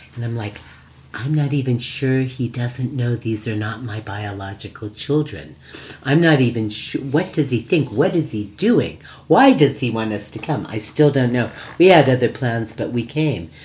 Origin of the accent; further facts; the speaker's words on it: United States; moved away; I come from America